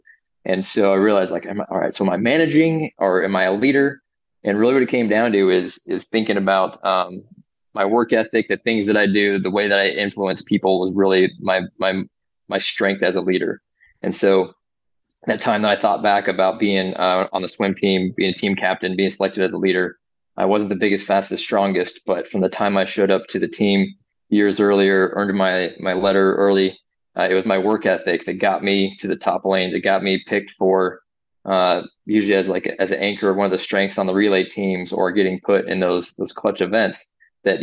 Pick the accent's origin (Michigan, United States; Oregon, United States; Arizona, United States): Arizona, United States; Phoenix; moved away as an adult; now in Fort Benning, United States; I am from Phoenix, Arizona.